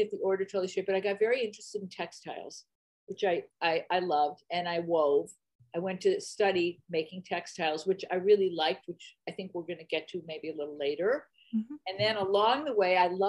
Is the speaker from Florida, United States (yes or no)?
no; Detroit, Michigan, United States; moved away as an adult; now in Berkeley, United States; I lived my first 20 some years in Detroit.